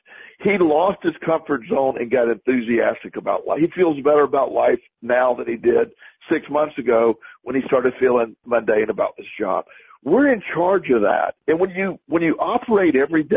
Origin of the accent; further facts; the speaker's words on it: Plant City, Florida, United States; my hometown of Plant City, Florida